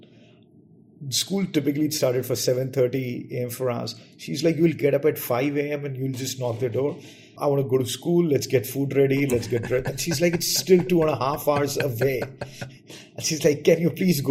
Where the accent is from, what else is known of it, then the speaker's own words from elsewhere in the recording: New Delhi, Delhi, India; I grew up and studied in New Delhi.